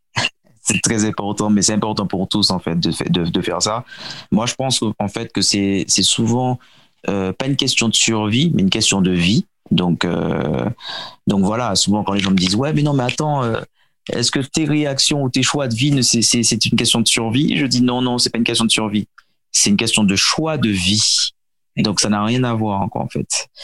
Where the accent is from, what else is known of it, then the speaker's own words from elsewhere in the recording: Martinique; also born or lived in Seine-et-Marne, France; j'ai grandi aux Antilles, à la Martinique plus précisément